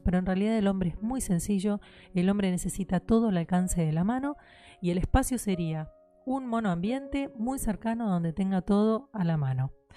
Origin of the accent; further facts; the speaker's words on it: Argentina; lo que somos en Argentina, de lo que es la idiosincrasia acá